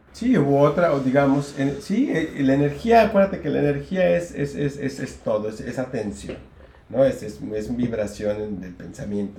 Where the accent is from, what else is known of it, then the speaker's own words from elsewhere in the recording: Colima, Mexico; also born or lived in United States; desde primaria, después en secundaria ya empecé a hacer decisiones y empecé a bailar folclore, que era lo único que había en, en Colima